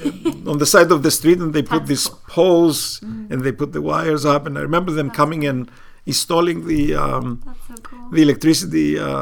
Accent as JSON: {"language": "English", "town": "Marathovounos", "region": "Famagusta District", "country": "Cyprus", "tie": "born or raised there", "said": "I was born and I was raised. I was growing up in Marathovnos, which was a village in the center of Mesauria, the plains of Cyprus between Lefkosia and Amochostos, in between."}